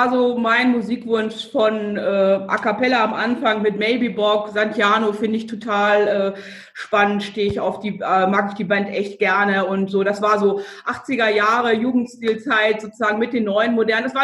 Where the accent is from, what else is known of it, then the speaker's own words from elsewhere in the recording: Lower Saxony, Germany; Also ich bin aus dem Landkreis Lüchow-Dannenberg, da bin ich groß geworden, aufgewachsen und bin dann für die Ausbildung in das südliche Niedersachsen gegangen